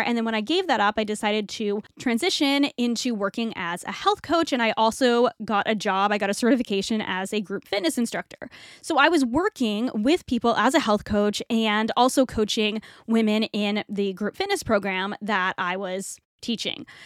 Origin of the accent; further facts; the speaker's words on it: New England, United States; moved away as an adult; also born or lived in Toronto, Canada; now in Florida, United States; we moved to Florida from New England, which is where I grew up